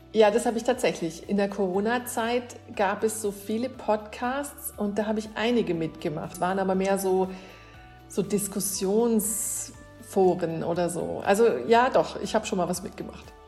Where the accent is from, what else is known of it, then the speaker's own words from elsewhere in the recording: Münster, North Rhine-Westphalia, Germany; ich komme aus Münster